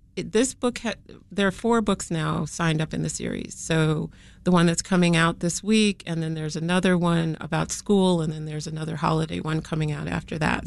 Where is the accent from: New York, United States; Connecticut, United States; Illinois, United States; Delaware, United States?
Illinois, United States; Chicago; growing up on the South Side of Chicago